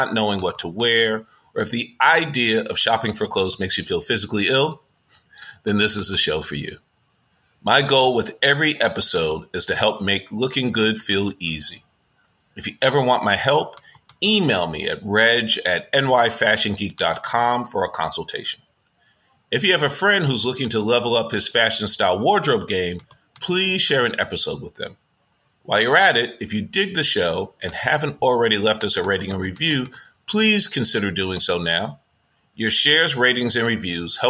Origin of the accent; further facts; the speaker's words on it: New York City, New York, United States; also born or lived in Bronx, New York City; I'm a native New Yorker, where it all started. I'm from Manhattan, but I went to live with my grandparents up in the Bronx.